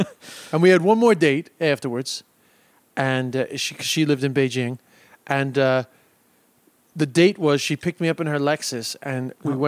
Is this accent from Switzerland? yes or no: no; London, United Kingdom; born there; also born or lived in Ireland; I was born in London